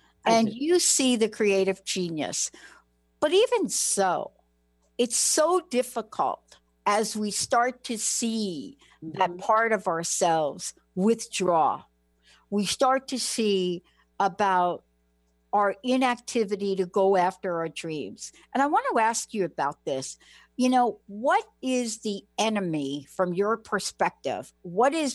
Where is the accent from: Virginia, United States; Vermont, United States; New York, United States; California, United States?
New York, United States; I'm from New York